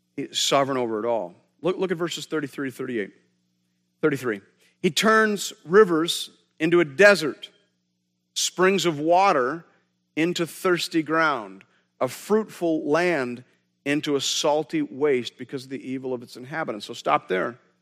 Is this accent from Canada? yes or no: yes; Canada; we're Canadian.